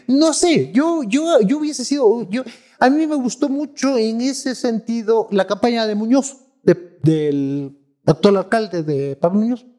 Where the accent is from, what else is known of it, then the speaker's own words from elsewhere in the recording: Ecuador; Yo soy ecuatorianos